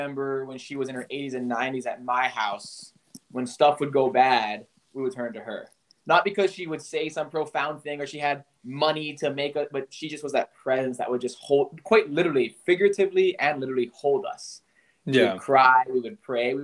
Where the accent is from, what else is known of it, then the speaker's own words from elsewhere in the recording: Honolulu, Hawaii, United States; also born or lived in Los Angeles, California; now in Tokyo, Japan; I was born in Honolulu, Hawaii